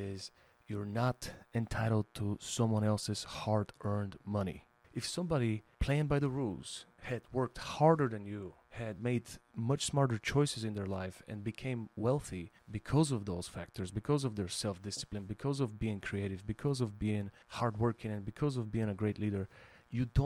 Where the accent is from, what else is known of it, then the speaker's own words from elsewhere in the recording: Bulgaria; now in United States; I immigrated from Bulgaria